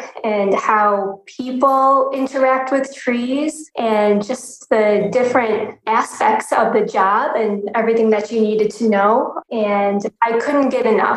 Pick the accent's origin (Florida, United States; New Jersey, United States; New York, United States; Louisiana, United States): New York, United States; Rochester; moved away; also born or lived in Syracuse, New York; I was raised in Rochester, New York